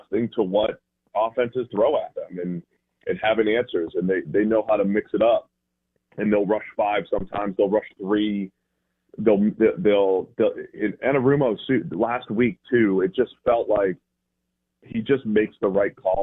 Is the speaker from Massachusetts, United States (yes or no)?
yes; Boston, Massachusetts, United States; accent: Boston; now in Cincinnati, United States; My Boston accent comes out every now and again